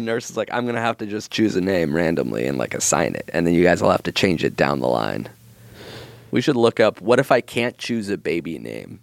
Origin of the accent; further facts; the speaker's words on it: Israel; moved away; I was born in Israel, so my birth certificate is just how to spell my name in Hebrew